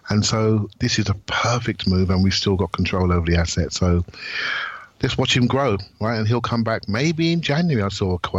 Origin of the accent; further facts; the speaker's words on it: England, United Kingdom; I'm an Englishman